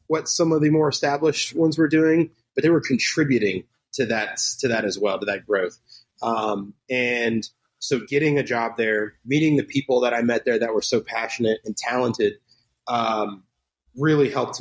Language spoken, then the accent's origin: English; Memphis, Tennessee, United States; now in St. Petersburg, United States; I grew up in Memphis, Tennessee